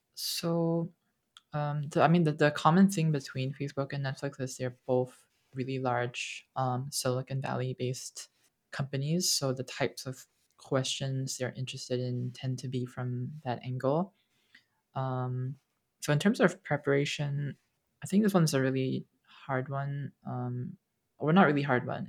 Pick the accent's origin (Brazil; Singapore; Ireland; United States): Singapore; I grew up, and I grew up in Singapore